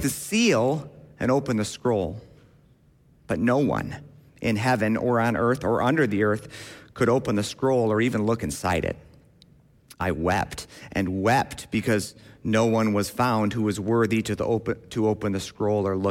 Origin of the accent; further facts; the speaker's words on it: Grand Rapids, Michigan, United States; I grew up in Grand Rapids, Michigan, at Millbrook CRC